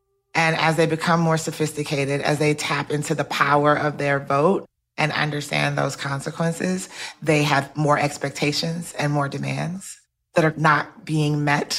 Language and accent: English; southern Nigeria, Nigeria; now in Atlanta, United States; I tell people I'm a Southerner twice, was born in Southern Nigeria and immigrated to Southwest Atlanta.